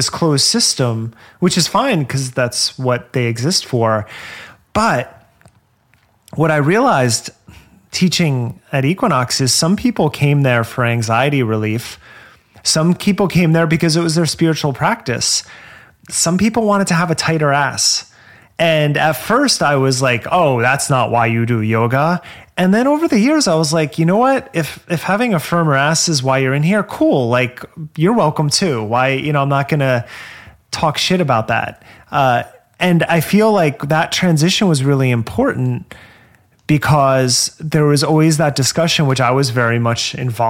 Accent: New Jersey, United States; moved away; also born or lived in Los Angeles; I grew up in New Jersey

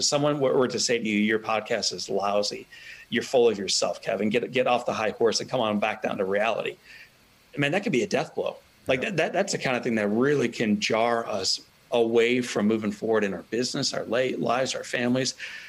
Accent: Italy; it's as beautiful as the Italian sunsets I used to watch growing up in Italy.

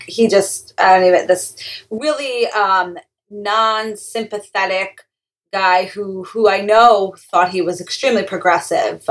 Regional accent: Long Island, New York, United States; now in Teaneck, United States; I'm from Long Island, New York

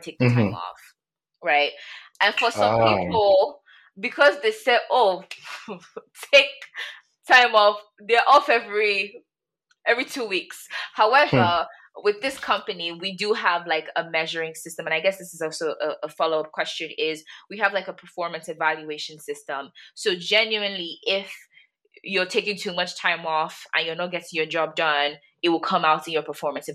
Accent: Nigeria; as a Nigerian girl myself

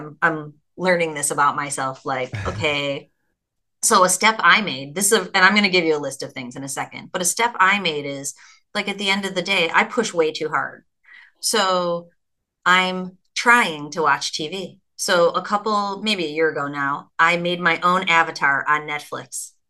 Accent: Ireland; which is Irish, which I'm Irish

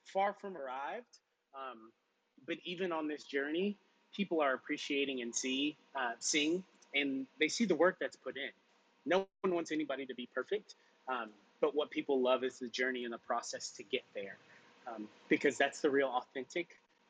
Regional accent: Louisville, Kentucky, United States; Louisville, Kentucky, my hometown

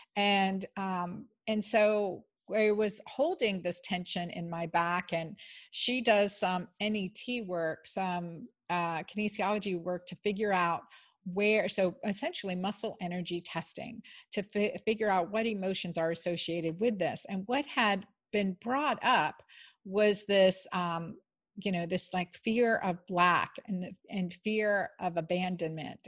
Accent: Pennsylvania, United States; I grew up in Pennsylvania

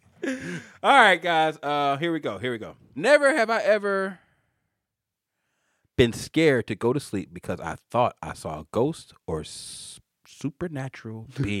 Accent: Atlanta, Georgia, United States; I'm from Atlanta

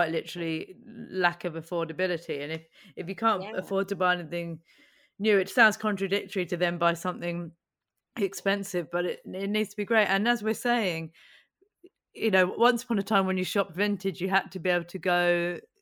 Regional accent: Buckinghamshire, South East England, United Kingdom; I grew up in Buckinghamshire outside London

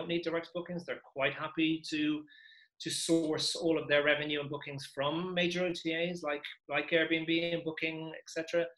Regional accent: Dublin, Leinster, Ireland; moved away as an adult; also born or lived in England; Yeah, I was brought up in Dublin till I was 18, and I went to university in England.

